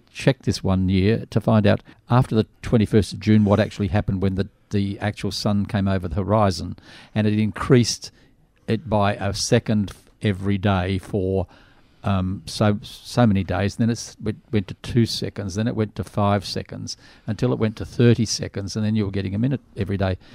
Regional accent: Australia; You can go anywhere these days and you start speaking and they just recognise you as an Australian.

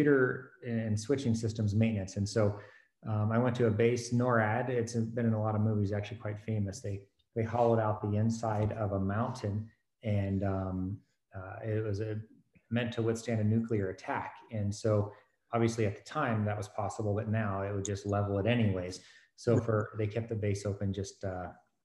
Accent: Fort Smith, Arkansas, United States; moved away as an adult; I grew up in Arkansas, Fort Smith, Arkansas

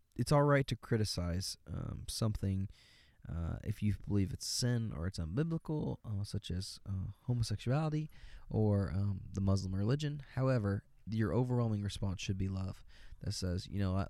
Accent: United States; I'm an American

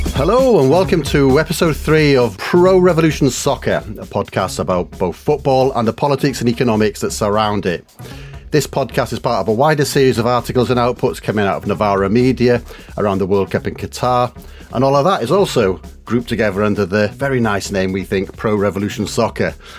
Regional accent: Wales, United Kingdom; moved away; also born or lived in Leeds; I grew up in Wales

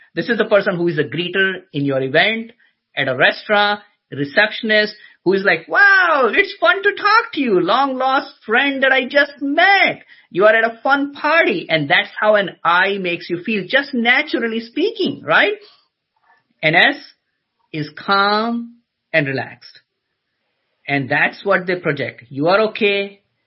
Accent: Agra, Uttar Pradesh, India; now in United States; I was born in a city called Agra, which is famous for Taj Mahal

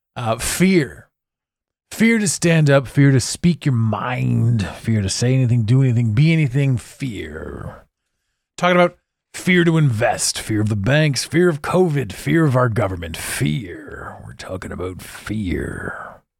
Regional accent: Canada; I'm Canadian

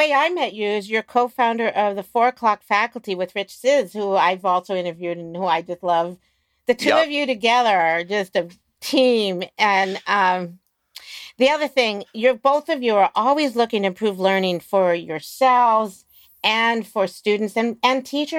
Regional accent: Maryland, United States; I grew up in Maryland

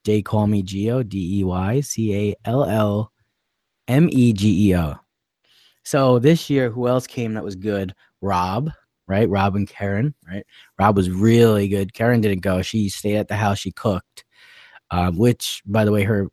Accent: New Jersey, United States; we're from Jersey

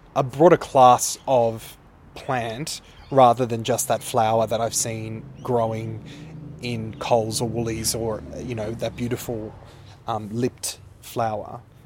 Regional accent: Sydney, New South Wales, Australia; I grew up in Earlwood in Sydney, which is the inner west

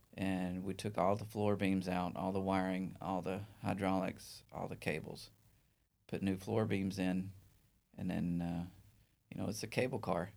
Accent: northeast Alabama, United States; also born or lived in Mobile; the northeast part of Alabama

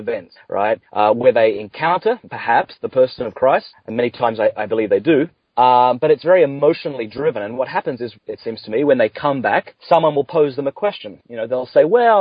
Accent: near Adelaide, South Australia, Australia; accent: Australian; moved away as an adult; also born or lived in Canada / Ireland; now in California, United States; I grew up near Adelaide in South Australia.

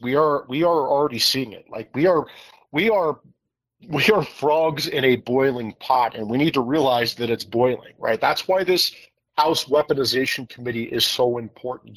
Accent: Iowa, United States; senator Grassley is my home state senator from Iowa

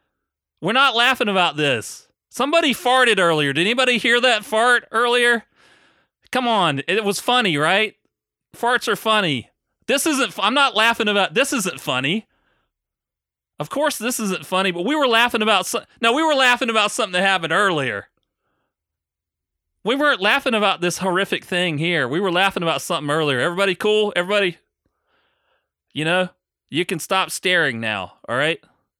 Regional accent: South Carolina, United States; We're both from South Carolina, so I'll take some credit. He learned it from me.

